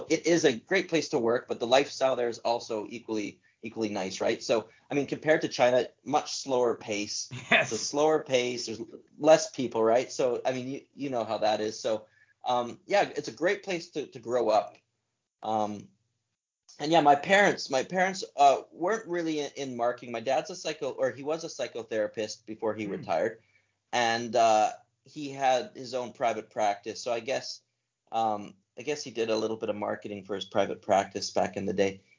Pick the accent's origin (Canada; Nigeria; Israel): Canada; Alberta; You know, so I was yeah, growing up in Alberta. Alberta's the, the wild west of Canada.